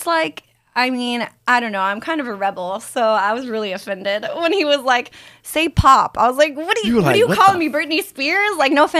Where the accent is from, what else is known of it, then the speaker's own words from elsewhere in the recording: Cincinnati, Ohio, United States; I'm from Cincinnati.